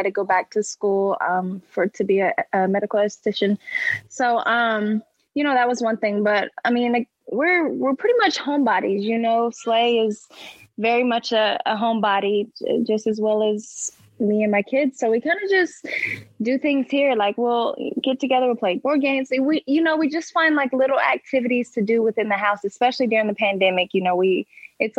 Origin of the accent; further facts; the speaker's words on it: Oklahoma, United States; also born or lived in Detroit; now in Philadelphia, United States; I'm from Oklahoma, so my family is all for the Cowboys